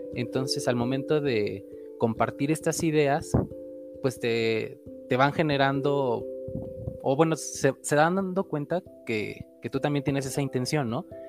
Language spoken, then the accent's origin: Spanish; Veracruz, Mexico; soy veracruzano